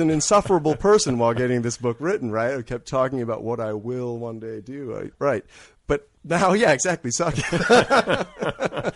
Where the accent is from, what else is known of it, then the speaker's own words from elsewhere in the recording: Redlands, California, United States; also born or lived in New York City; I'm from California. I'm from, uh, Redlands, California, actually